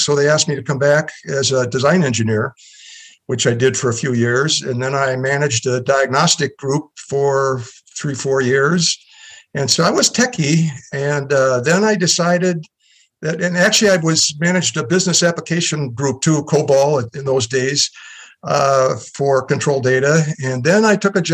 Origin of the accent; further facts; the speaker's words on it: Minnesota, United States; moved away as an adult; also born or lived in Boston / Sunnyvale / Palo Alto; Well, I've grown up in Minnesota.